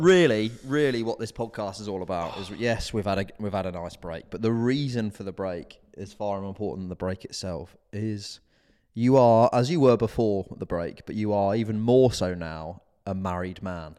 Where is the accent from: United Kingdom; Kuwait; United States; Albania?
United Kingdom; being British